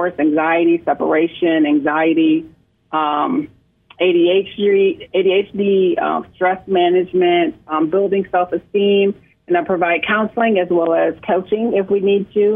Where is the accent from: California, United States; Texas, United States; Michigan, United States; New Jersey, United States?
Michigan, United States; moved away as an adult; now in South Carolina, United States; I am originally from Michigan, born and raised in Michigan